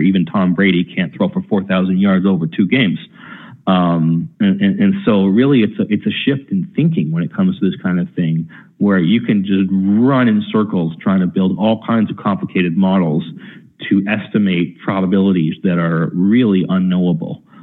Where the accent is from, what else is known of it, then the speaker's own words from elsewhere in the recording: Canada; accent: Canadian; I'm proud of my Canadian accent